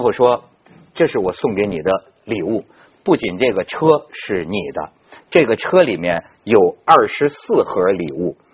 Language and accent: Chinese; Shijiazhuang, Hebei, China; 我老家吧，石家庄嘛